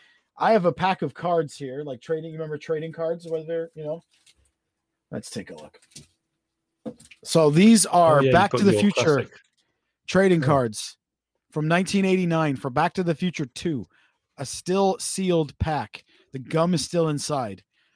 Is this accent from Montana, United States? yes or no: no; Pasadena, California, United States; Vic, you guys should come to my hometown of Pasadena, California, and I'll show you the Doc Brown house.